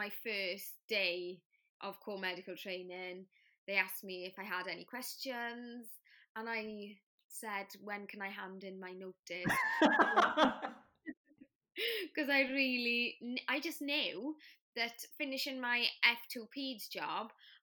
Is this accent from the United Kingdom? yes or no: yes; Wales, United Kingdom; first language Welsh; English is a second language